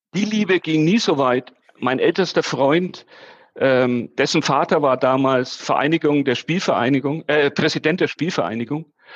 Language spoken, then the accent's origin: German; Nuremberg, Bavaria, Germany; also born or lived in Fürth; ich bin im Nürnberger Westend groß geworden